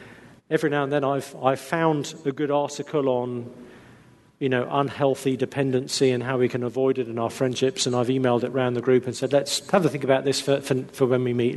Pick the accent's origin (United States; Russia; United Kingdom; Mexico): United Kingdom; England; We're English